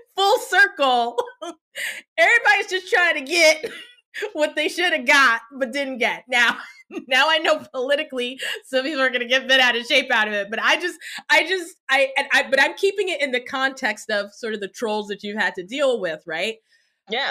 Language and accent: English; United States; I was born in the States